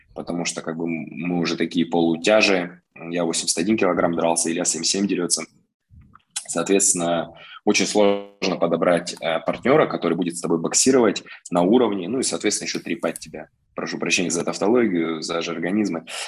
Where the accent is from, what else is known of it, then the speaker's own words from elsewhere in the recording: Omsk, Omsk Oblast, Russia; Коренной амич, родился, вырос здесь.